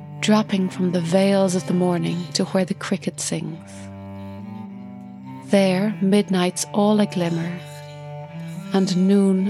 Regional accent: Ireland; I'm an Irish cellist and composer

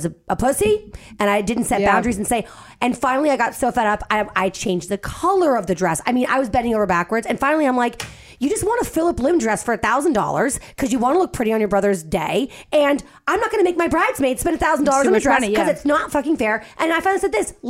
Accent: Boston, Massachusetts, United States; I'm from Boston

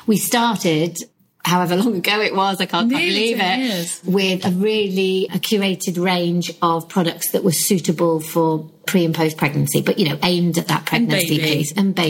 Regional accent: United Kingdom; I think being very British to that point is, what do you define as success?

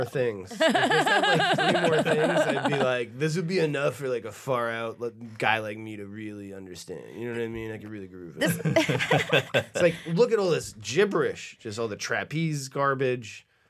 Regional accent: New Hampshire, United States; I remember being a kid growing up in New Hampshire.

